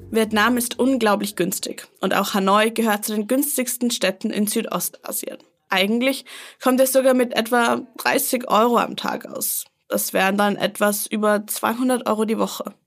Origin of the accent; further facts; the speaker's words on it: Berlin, Germany; bei uns in Berlin